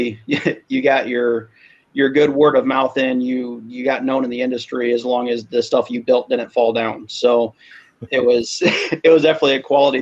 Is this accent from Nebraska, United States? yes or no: yes; Omaha, Nebraska, United States; now in Michigan, United States; I grew up in Omaha. I'm in the People's Republic of Michigan right now